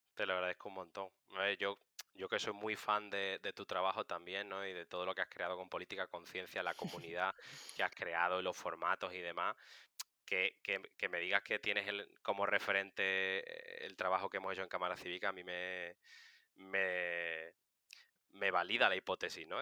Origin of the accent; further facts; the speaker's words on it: Seville, Andalusia, Spain; moved away as an adult; now in Madrid, Spain; soy de Sevilla, pero llevo siete años viviendo en Madrid